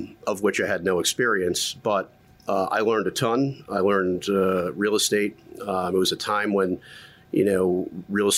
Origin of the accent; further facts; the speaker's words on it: Middletown, New York, United States; grew up upstate New York. I say upstate, but it's only about an hour and a half.